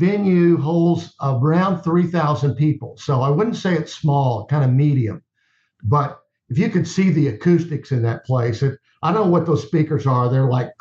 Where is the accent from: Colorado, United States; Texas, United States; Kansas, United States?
Texas, United States; I'm from Texas